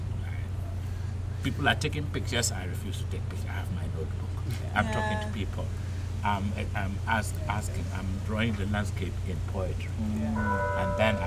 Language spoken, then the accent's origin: English; Ghana; also born or lived in Canada; now in Puerto Rico; from Ghana.